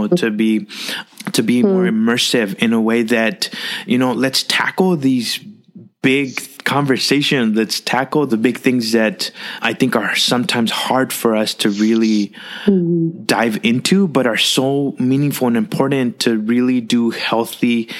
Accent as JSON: {"language": "English", "area": "Rio Grande Valley", "region": "South Texas", "country": "United States", "tie": "born or raised there", "said": "I grew up in the South Texas region in the Rio Grande Valley"}